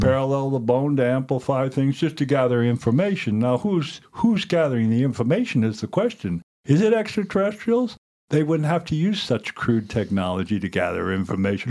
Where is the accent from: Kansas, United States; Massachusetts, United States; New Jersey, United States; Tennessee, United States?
Massachusetts, United States; Cape Cod, New England; now in Montana, United States; I grew up in New England, Cape Cod